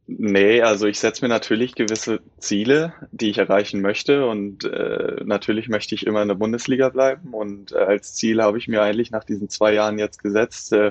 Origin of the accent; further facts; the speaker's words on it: Kiel, Schleswig-Holstein, Germany; Und auf den hat man dann natürlich immer zurück äh, oder hochgeblickt. Ähm, auch als Kieler und ist ja irgendwie immer der große Traum, denn äh, auch beim THW Kiel spielen zu dürfen.